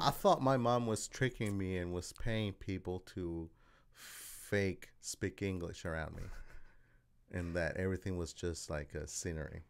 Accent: Australia; moved away as an adult; also born or lived in El Salvador; now in Kansas City, United States; I'm originally from El Salvador, and then I was raised in Australia and then came here.

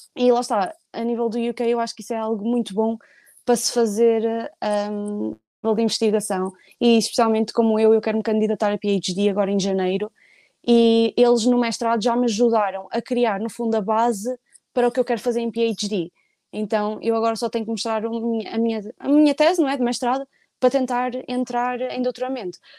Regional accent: Portugal; moved away as an adult; eu sou de Portugal

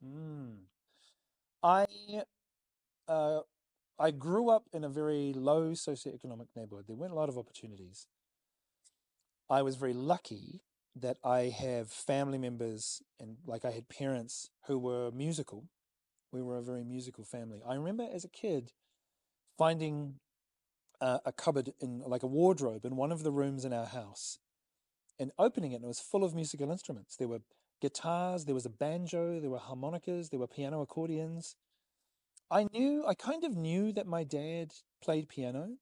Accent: New Zealand; as a New Zealander

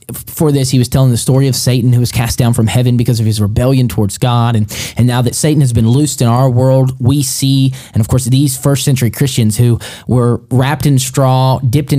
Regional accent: Alabama, United States; also born or lived in Cahokia, Illinois; I'm from Alabama.

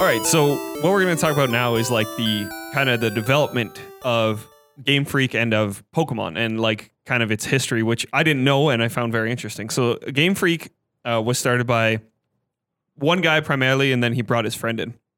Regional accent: Canada; we're Canadian

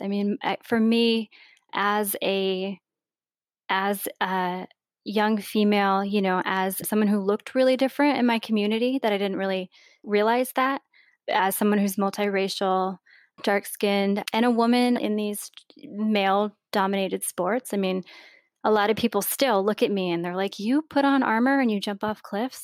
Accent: Vermont, United States; growing up in Vermont and having a really strong sense of place

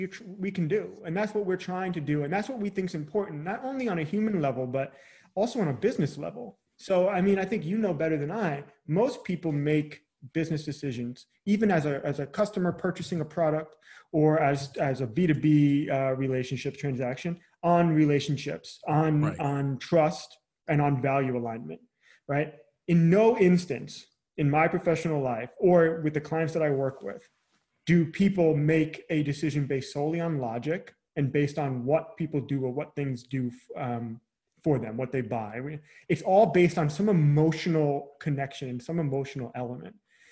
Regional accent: Long Island, New York, United States; now in Charleston, United States; So hometown now is outside the Charleston, South Carolina area. So I'm originally from Long Island, New York. I'm not sure how Long Island comes through when I say it anymore.

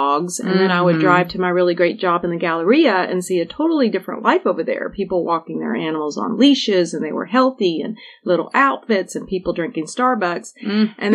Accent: Houston, Texas, United States; I'm a native Houstonian. I grew up in East End, and I actually was raised in Second Ward

